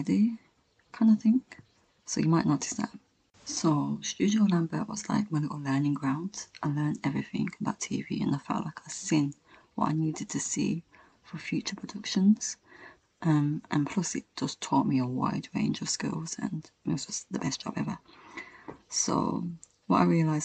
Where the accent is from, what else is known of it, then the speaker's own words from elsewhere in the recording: Birmingham, West Midlands, United Kingdom; moved away as an adult; now in London, United Kingdom; I'm from Birmingham and it's in London and I've never moved out of my house before, and I moved to a different city